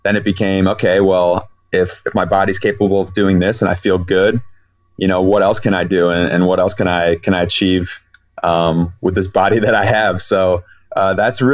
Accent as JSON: {"language": "English", "town": "Chicago", "region": "Illinois", "country": "United States"}